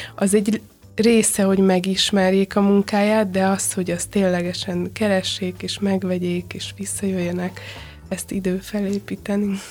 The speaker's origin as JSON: {"language": "Hungarian", "country": "Hungary", "also_born_or_lived": "London", "said": "magyar vagyok, Magyarországon dolgozom"}